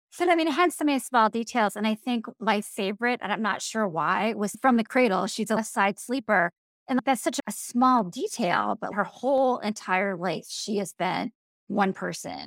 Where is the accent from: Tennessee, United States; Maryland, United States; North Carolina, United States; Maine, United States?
Maine, United States; I'm from Maine